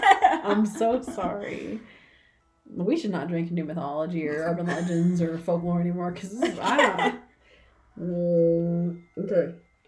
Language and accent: English; United States